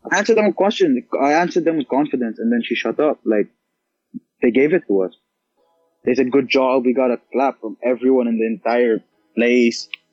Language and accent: English; India; I'm Indian.